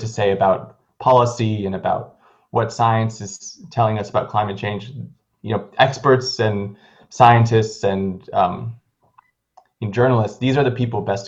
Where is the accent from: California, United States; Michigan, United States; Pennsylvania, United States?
California, United States; I am originally from California.